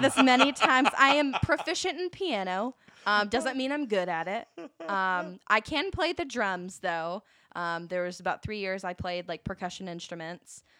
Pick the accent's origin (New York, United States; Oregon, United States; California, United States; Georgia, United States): Georgia, United States; Valdosta; moved away; I am originally from Valdosta, Georgia